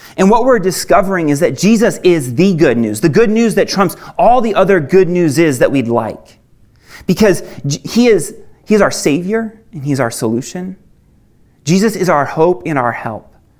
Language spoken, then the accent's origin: English; Maine, United States; moved away as an adult; I actually I didn't grow up here. I grew up in Maine